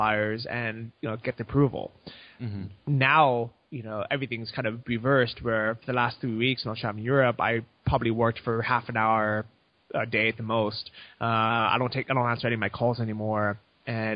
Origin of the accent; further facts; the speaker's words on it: United States; moved away as an adult; now in Chiang Mai, Thailand; I'm American, I have U.S. bank accounts